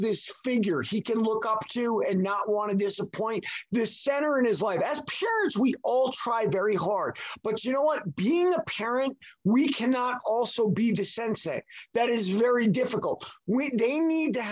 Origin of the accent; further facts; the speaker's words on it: New York, United States; also born or lived in California; now in Salt Lake City, United States; I'm in Salt Lake City right now. I grew up back east in New York, moved to California